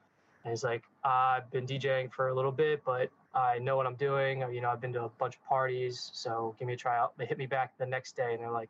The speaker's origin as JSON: {"language": "English", "town": "Hereford", "region": "Maryland", "country": "United States", "tie": "born or raised there", "also_born_or_lived": "North Carolina", "moved": "as an adult", "lives_now": "Kaiserslautern, Germany", "said": "I'm from the United States. Excuse me, from the United States, a small town in Maryland called Hereford. Probably no one has ever heard of it. Grew up there, went to college in North Carolina at a college called High Point University"}